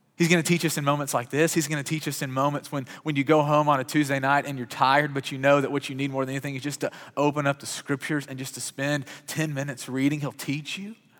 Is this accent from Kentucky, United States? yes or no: yes; Kentucky, United States; I grew up in Kentucky, which is God's country